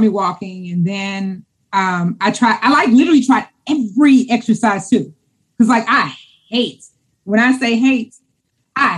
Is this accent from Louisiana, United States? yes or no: yes; Louisiana, United States; I'm from Louisiana.